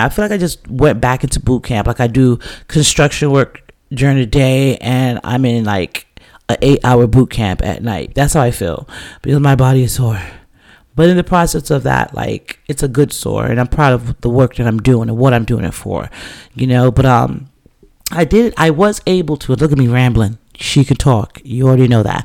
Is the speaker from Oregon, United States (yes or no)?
no; New York City, New York, United States; I'm from the Bronx, right? So I grew up with hip hop, like, you know, just stepping out of my building on T-Bout Avenue back in the days